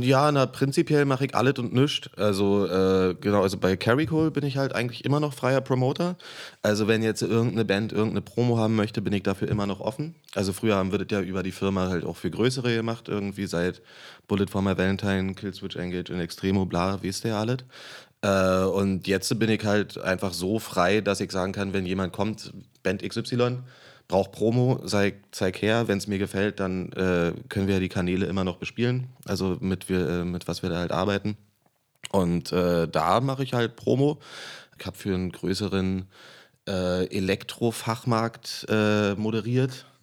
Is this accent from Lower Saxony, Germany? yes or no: no; Berlin, Germany; Ich bin born and raised. Ich bin im Krankenhaus Köpenick geboren und wohne hier hm. seit 30 Jahren